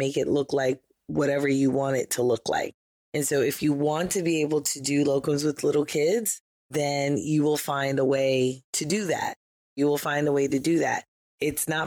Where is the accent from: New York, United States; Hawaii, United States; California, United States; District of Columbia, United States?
New York, United States; I'm from New York